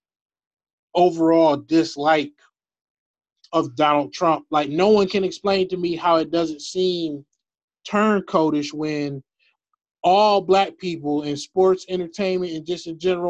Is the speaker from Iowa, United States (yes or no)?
no; Detroit, Michigan, United States; I'm from Detroit